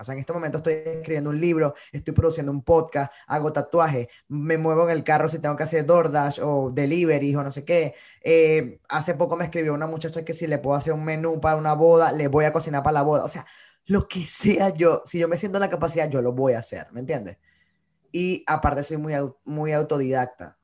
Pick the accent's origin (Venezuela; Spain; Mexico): Venezuela; moved away as an adult; also born or lived in Bogotá, Colombia; now in New York, United States; Yo sí estoy muy orgulloso de decir que soy venezolano